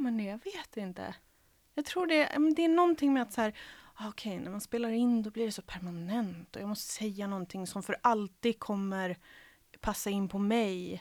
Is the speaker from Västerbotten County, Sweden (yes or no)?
no; Helsingborg, Skåne, Sweden; first language Serbo-Croatian; Swedish is a second language; moved away as an adult; also born or lived in Croatia / Kalmar / Rockneby / Svalöv; från 9 till 19 så växte jag upp i Helsingborg